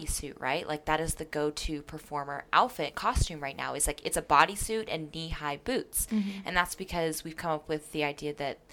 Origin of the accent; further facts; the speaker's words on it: Las Vegas, Nevada, United States; moved away; growing up in Las Vegas